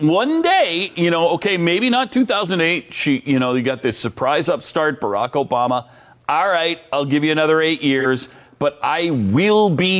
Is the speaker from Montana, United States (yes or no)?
yes; Montana, United States; this is a product of growing up in Montana, where we had a definite change of seasons.